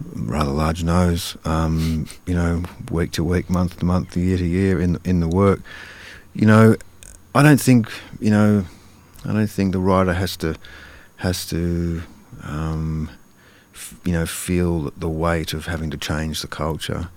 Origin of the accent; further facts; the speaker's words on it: Karrinyup, Western Australia, Australia; growing up in Carrarmuck when it was, you know, it was pretty, pretty modest wor-, uh, working class state housing suburb